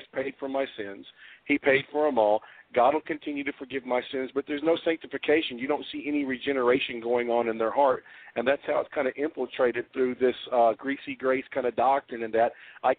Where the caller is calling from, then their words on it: Memphis, Tennessee, United States; I'm calling from Memphis.